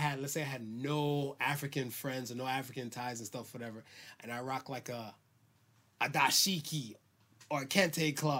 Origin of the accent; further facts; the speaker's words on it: Philippines; All right. I'm Filipino.